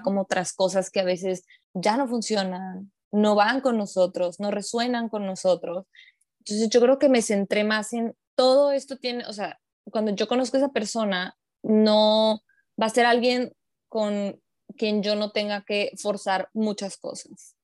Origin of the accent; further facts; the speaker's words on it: Mexico; yo soy una mujer mexicana